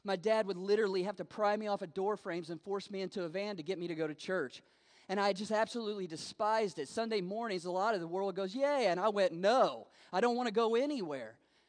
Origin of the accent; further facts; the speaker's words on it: Salt Lake City, Utah, United States; also born or lived in Las Vegas; I'm from Salt Lake City, Utah. I've been there for about 3 years. Before that, I spent 10 years in Las Vegas.